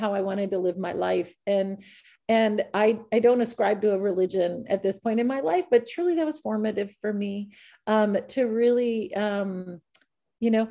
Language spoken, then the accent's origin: English; Iowa, United States; as a white woman in the United States, growing up in Iowa